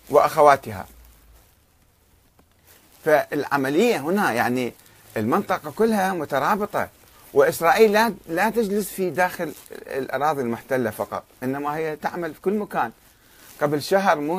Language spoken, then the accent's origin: Arabic; Karbala, Karbala Governorate, Iraq; أنا إنسان ابن كربلاء وبالتالي ابن النجف وابن العراق